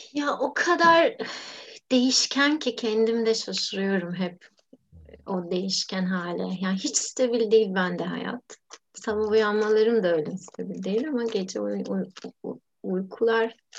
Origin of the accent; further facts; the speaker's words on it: Istanbul, Turkey; kendi mahallemde İstanbul'un biraz varoşunda büyüdüm ben